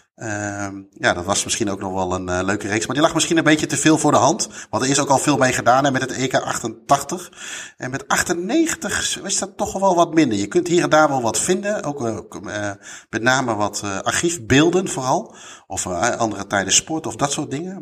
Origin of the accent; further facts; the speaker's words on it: Netherlands; wij als Nederlanders